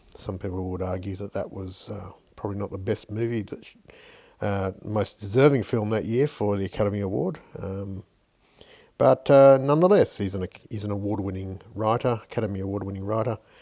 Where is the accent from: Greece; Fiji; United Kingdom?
Fiji; as a young kid growing up in Fiji